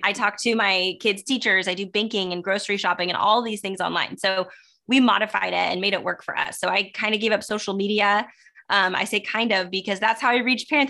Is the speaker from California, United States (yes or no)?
yes; Southern California, United States; also born or lived in Sacramento; I'm born and raised in Southern California